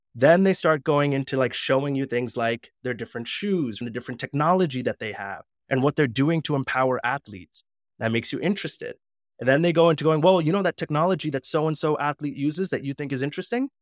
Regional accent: United States; I'm Punjabi, but then as soon as that suit and I step out of that reception, I'm back to being American

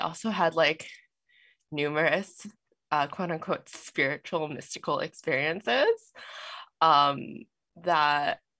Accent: Las Vegas, Nevada, United States; I was raised in Las Vegas, Sin City

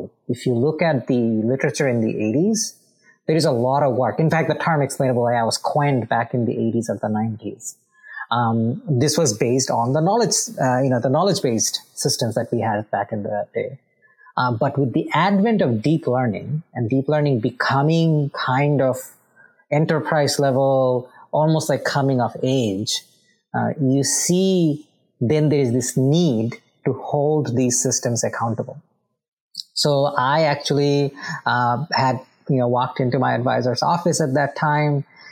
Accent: Bangladesh; moved away; I am originally from Bangladesh.

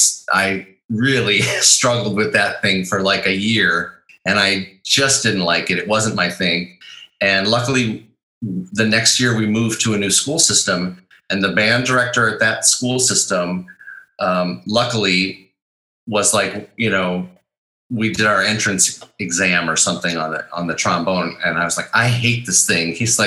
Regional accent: Wisconsin, United States; also born or lived in Chicago / Minnesota; I was born in Chicago, and I grew up all around the Midwest, mostly in Wisconsin and Minnesota.

